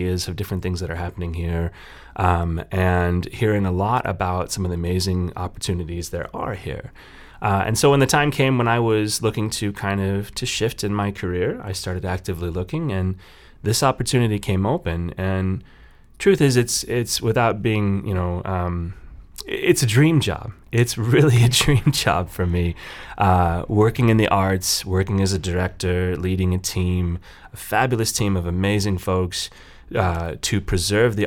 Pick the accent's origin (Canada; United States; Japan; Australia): United States; Kansas City; moved away as an adult; also born or lived in Colorado / South Dakota; now in Kearney, United States; I'm originally from Kansas City, so I was born and raised in the Midwest